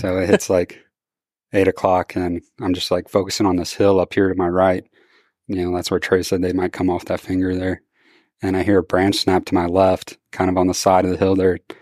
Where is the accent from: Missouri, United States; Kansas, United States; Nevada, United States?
Missouri, United States; I'm from Missouri